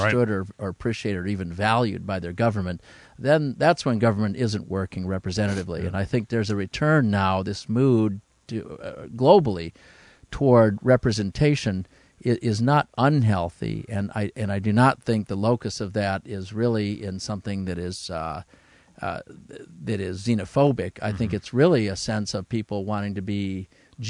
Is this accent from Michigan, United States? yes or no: yes; Owosso, Michigan, United States; my hometown coffee company, Foster Coffee Company in Owosso, Michigan